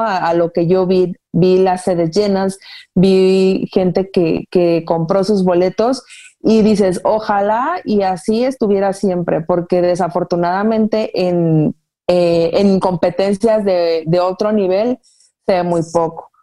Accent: Guadalajara, Jalisco, Mexico; soy originaria de Guadalajara

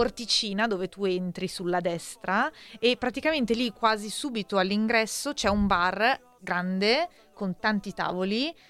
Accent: Milan, Lombardy, Italy

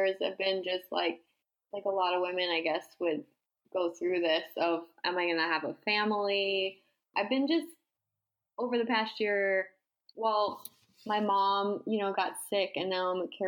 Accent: Massapequa, New York, United States; moved away; I grew up in Massapequa, New York, on Long Island

